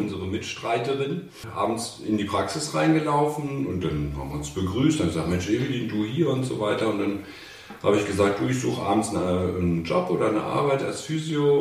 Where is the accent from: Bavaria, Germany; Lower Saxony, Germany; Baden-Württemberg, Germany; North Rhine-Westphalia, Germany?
Lower Saxony, Germany; Hanover; Ich komme aus Hannover